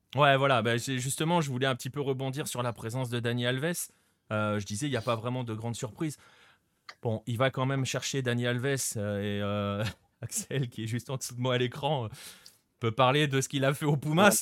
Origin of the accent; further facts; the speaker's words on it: France; nous, en tant que Français